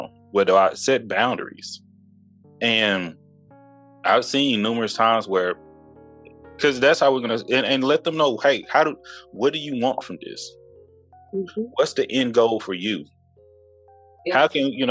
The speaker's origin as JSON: {"language": "English", "region": "East Texas", "country": "United States", "also_born_or_lived": "Houston, Texas", "moved": "as an adult", "said": "I'm from the South. I'm from East Texas"}